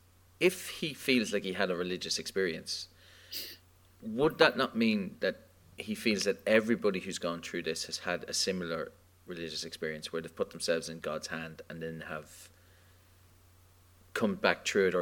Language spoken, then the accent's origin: English; Australia; I'm from Australia.